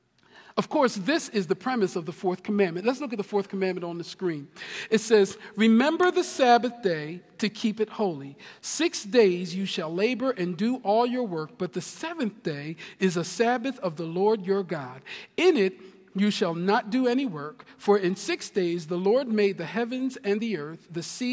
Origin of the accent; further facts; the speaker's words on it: Camden, New Jersey, United States; I'm from Camden, New Jersey